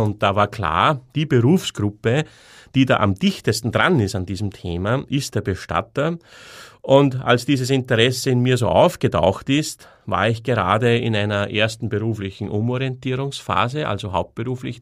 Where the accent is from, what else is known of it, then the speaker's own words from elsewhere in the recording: Austria; moved away as an adult; bin dann aus meinem, aus meiner Heimatstadt ausgewandert in ein anderes Bundesland in Österreich